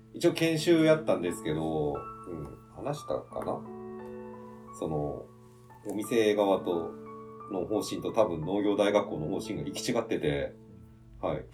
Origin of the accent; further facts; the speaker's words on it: Japan; うちの実家の舞鶴村の方に戻ってきて